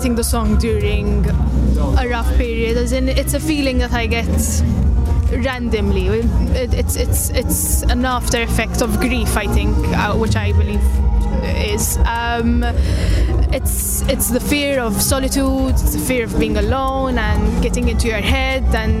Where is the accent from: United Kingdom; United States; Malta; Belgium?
Malta; I'm from Malta.